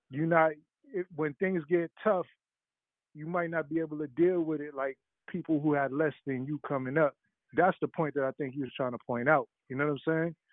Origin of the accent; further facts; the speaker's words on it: New York City, New York, United States; I grew up in Brooklyn, Flatbush. You know what I'm saying? So I I, I grew up, you know what I mean, in the hood